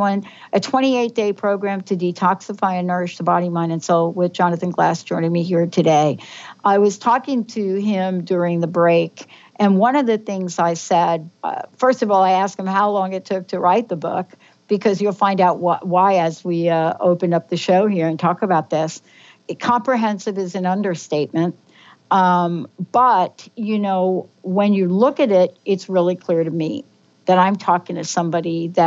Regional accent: East Coast, United States; now in Seattle, United States; I grew up on the East Coast

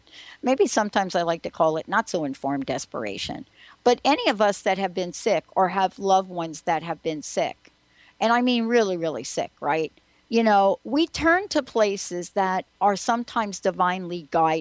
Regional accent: New York, United States; growing up in New York

